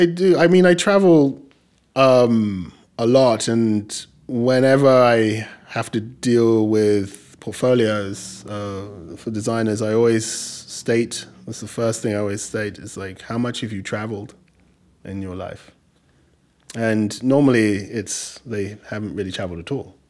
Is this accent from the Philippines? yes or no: no; England, United Kingdom; accent: English; also born or lived in Nigeria; now in New York, United States; i try to hold on to um, my english accent as as much as i can